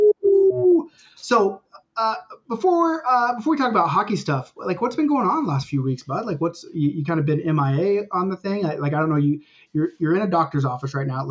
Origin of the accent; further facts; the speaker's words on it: United States; now in Canada; I'm American too.